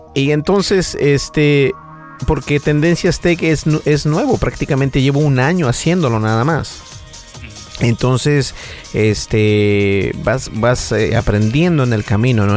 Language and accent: Spanish; United States; sí hablo español, pero soy de Estados Unidos